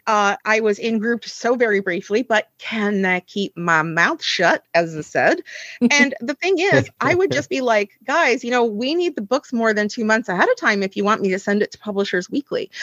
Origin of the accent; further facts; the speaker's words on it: United States; moved away as an adult; I am from the United States, you know, originally